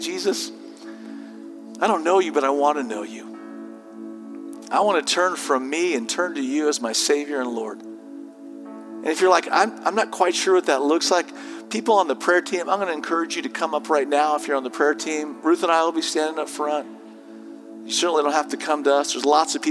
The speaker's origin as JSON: {"language": "English", "region": "Southern California", "country": "United States", "tie": "born or raised there", "said": "as a 17-year-old growing up in Southern California"}